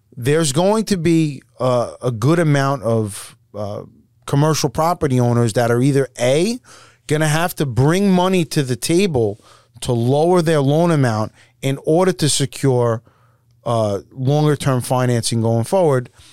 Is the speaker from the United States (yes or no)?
yes; New York, United States; we're from New York